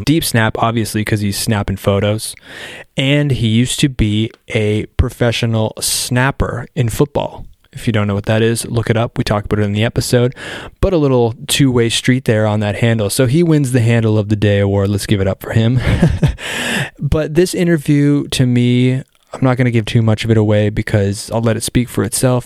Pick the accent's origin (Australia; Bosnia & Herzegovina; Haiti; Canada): Canada; I'm, I'm Canadian, right? So I grew up where hockey is life